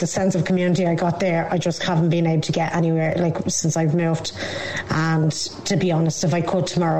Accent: Dublin, Leinster, Ireland; I grew up in Tallaght. I've only literally moved out the last three years. And I have to say, I miss it.

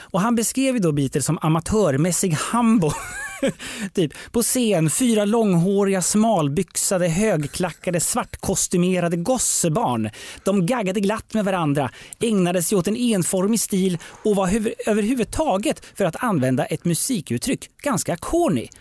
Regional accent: Eskilstuna, Södermanland, Sweden; Jag kommer ju från Eskilstuna

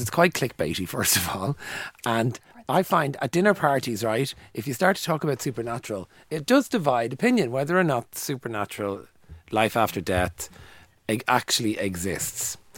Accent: Dublin, Leinster, Ireland; when I grew up in Coolock

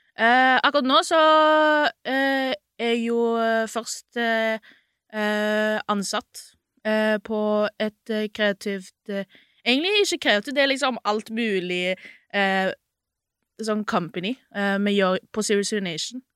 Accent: Sandnes, Rogaland, Norway; moved away as an adult; now in Oslo, Norway; jeg er jo egentlig fra Sandnes.

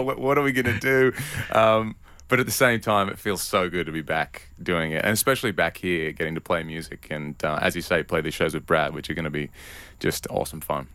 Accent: Newcastle, New South Wales, Australia; moved away; I grew up, uh, in a town called Newcastle

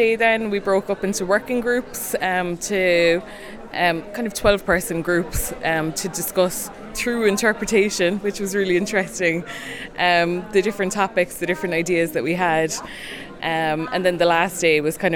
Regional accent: Cork, Munster, Ireland; I'm from Cork City in Ireland.

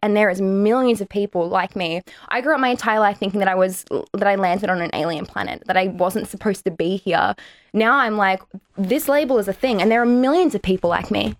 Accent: Australia; Irish Australian

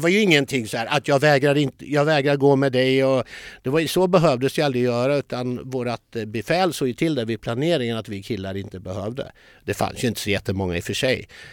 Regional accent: Linköping, Östergötland, Sweden; jag är ju uppfödd i Linköping

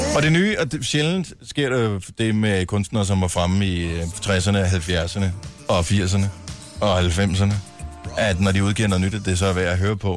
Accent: Esbjerg, Southern Denmark, Denmark; Min fødeby

